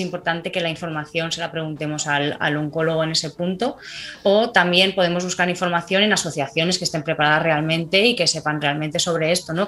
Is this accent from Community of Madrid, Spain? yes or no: yes; Madrid, Community of Madrid, Spain; now in Alicante, Spain; nací en Madrid, soy madrileña de, corazón aunque ahora mismo estoy residiendo en Alicante